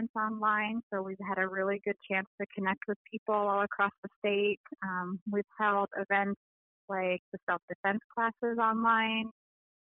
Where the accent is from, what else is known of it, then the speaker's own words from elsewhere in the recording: Wrangell, Alaska, United States; also born or lived in Juneau, Alaska; now in Anchorage, United States; I am originally from Wrangell and Juneau, although I currently live here on the Dena'ina lands in Anchorage